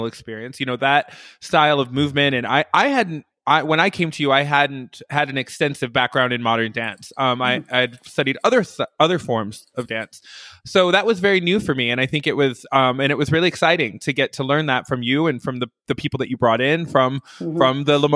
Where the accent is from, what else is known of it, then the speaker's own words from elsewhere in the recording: Detroit, Michigan, United States; moved away; I'm actually from Detroit, Michigan.